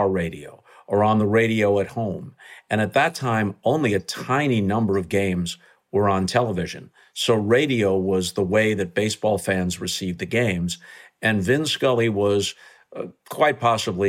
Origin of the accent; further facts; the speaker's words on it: New York, United States; also born or lived in Southern California; Although I grew up around New York virtually my entire childhood and adolescence